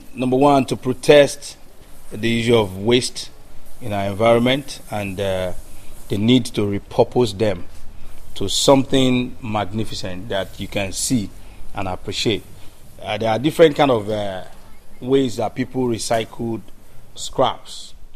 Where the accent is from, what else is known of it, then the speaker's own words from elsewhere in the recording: Lagos, Nigeria; now in Ile-Ife, Nigeria; I was born in Lagos, Agege, and I came to school here